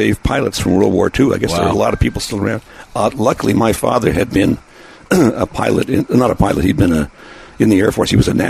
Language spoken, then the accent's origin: English; Montreal, Quebec, Canada; There was a show in Quebec, where I grew up in Montreal.